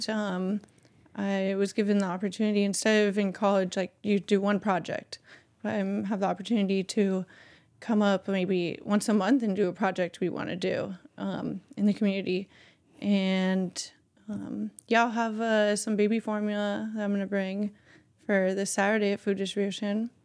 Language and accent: English; Bay Area, California, United States; growing up in the Bay Area